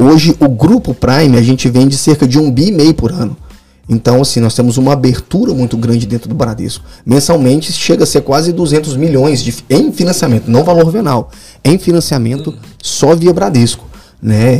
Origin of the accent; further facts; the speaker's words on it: Belo Horizonte, Minas Gerais, Brazil; moved away as an adult; now in Guarapari, Brazil; Sou, eu sou mineiro, sou lá de BH